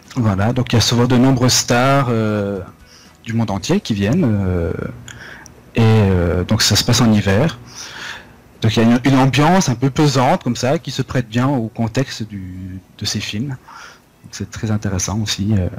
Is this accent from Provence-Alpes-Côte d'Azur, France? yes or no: no; Vosges, Lorraine, Grand Est, France; moved away; also born or lived in Nancy / Strasbourg / Paris / Toulon; ma région natale, donc euh, mon département, c'est les Vosges